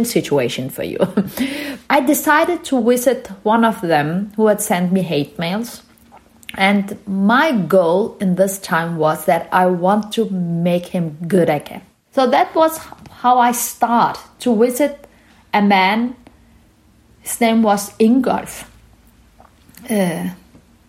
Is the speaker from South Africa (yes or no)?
no; Denmark; also born or lived in Turkey; I was born in Turkey from Kurdish parents, and we moved to Denmark when I was a young child.